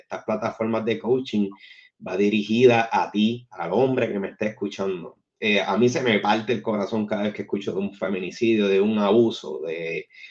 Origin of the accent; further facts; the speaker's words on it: San Juan, Puerto Rico; Yo soy original de Santurce, Puerto Rico, la cuna de la cultura